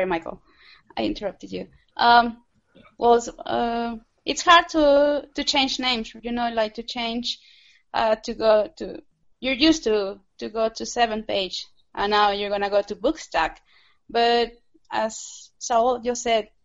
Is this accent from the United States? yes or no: no; Mexico; English is a second language; I'm from Mexico